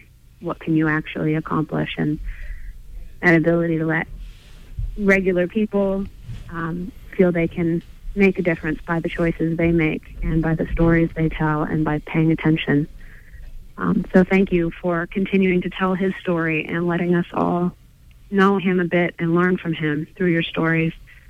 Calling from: Rockport, Maine, United States; I'm calling from Rockport. And I just moved to Maine to farm 2 years ago

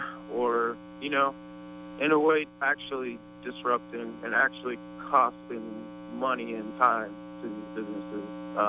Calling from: Canada; I am calling from Canada.

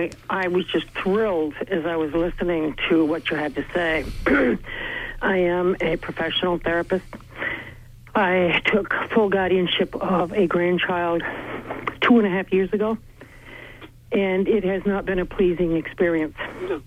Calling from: Bangor, Maine, United States; I'm calling from Bangor.

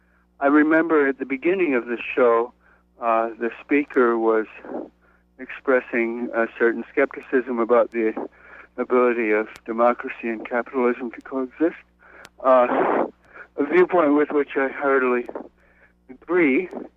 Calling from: New York City, New York, United States; I'm calling from Brooklyn.

